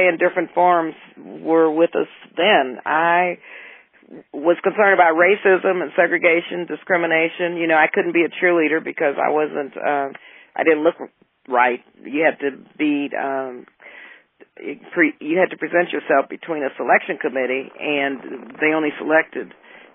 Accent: El Paso, Texas, United States; moved away; And I came from Texas, and so my parents and grandparents, everyone in El Paso was very involved in the civil rights movement

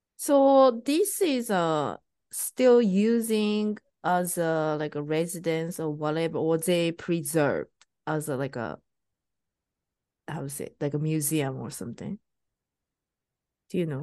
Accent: Japan; now in United States; I'm Japanese and I'm living in U S.

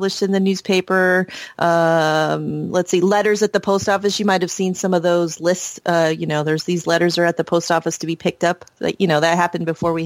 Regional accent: Bowling Green, Ohio, United States; I was born in Bowling Green, Ohio, and that's not very far from the shores of Great Lake Erie

